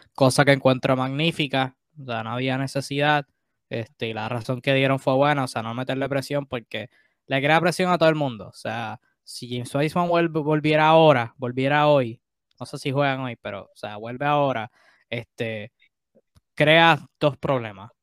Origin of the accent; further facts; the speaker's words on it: Puerto Rico; como puertorriqueño, como latino